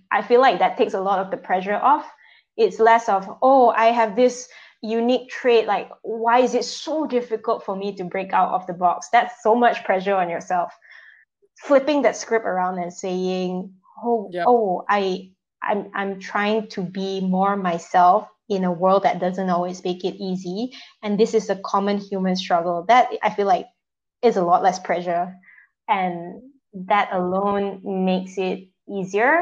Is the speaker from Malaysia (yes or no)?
yes; Malaysia; moved away; Coming back to Malaysia, especially now that I'm back in my home setting, you know, people have certain expectations of me as a woman, as a Malaysian Chinese